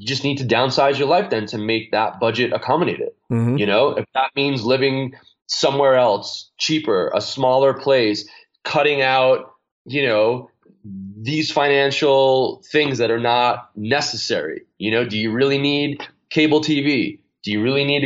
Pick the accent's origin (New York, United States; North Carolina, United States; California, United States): New York, United States; moved away; I'm a kid from New York